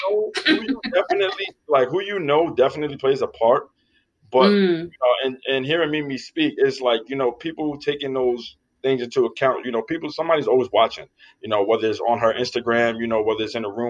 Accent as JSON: {"language": "English", "town": "New York City", "region": "New York", "country": "United States", "also_born_or_lived": "Selinsgrove, Pennsylvania", "moved": "as an adult", "said": "I come from the Bronx, New York"}